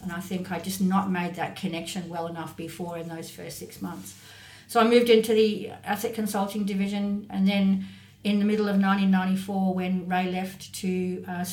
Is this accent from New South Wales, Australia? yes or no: no; North Queensland, Australia; moved away as an adult; also born or lived in Sydney; I grew up in North Queensland, where the career prospects for that sort of thing are obviously relatively narrow